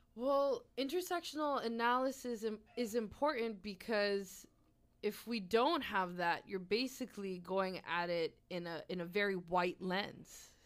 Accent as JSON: {"language": "English", "town": "Halifax", "region": "Nova Scotia", "country": "Canada", "tie": "born or raised there", "said": "I was born and raised here in Mi'kmaq territory"}